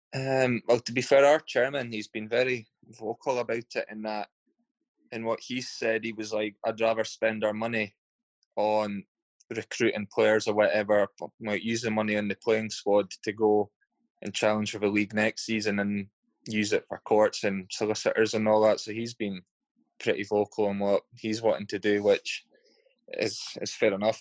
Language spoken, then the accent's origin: English; Inverurie, Scotland, United Kingdom; also born or lived in Elgin; I moved to just outside of Aberdeen, Inverurie, a wee place called Inverurie. Yeah. So that's where I was that's where I grew up